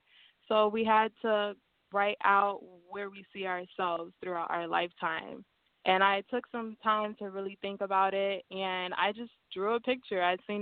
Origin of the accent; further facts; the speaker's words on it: Orlando, Florida, United States; I am from Orlando, Florida